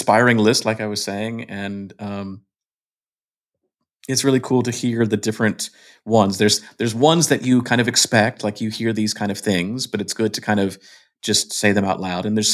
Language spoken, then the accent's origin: English; Georgia, United States; I am from Georgia